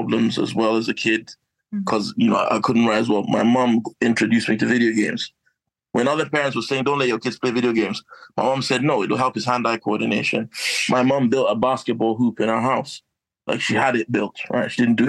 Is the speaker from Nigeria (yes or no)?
yes; Kaduna, Kaduna State, Nigeria; also born or lived in Croydon, South London; now in United Kingdom; my hometown of Kaduna, Northern Nigeria